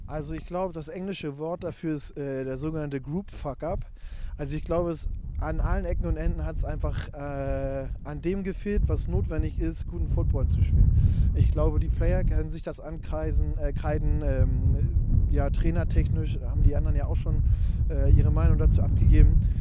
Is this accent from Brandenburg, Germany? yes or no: yes; near Frankfurt, Brandenburg, Germany; moved away as an adult; now in Hamburg, Germany; ich bin ja äh, in Ostdeutschland geboren und aufgewachsen, aus der Nähe von Frankfurt-Oder.